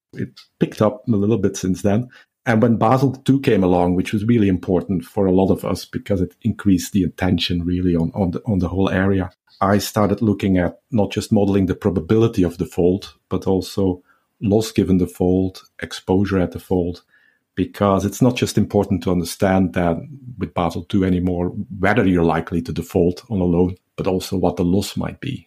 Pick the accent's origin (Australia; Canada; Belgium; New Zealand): Belgium; moved away as an adult; now in Southampton, United Kingdom; It was back in two thousand and four that I moved from my home country, Belgium, where I did my P H D at K L Irvine to the U K